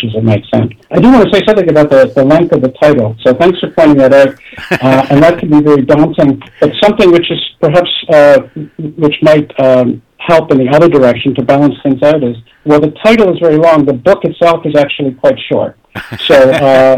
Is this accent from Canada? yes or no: yes; Toronto, Ontario, Canada; I grew up in Toronto